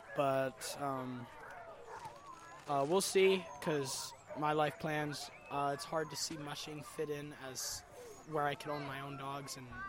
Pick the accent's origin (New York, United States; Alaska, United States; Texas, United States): Alaska, United States; Fairbanks; I'm from Fairbanks, Alaska.